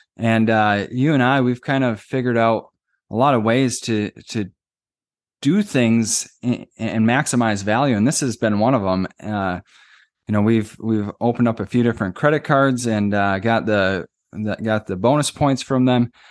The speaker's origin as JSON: {"language": "English", "region": "Minnesota", "country": "United States", "said": "we're from Minnesota"}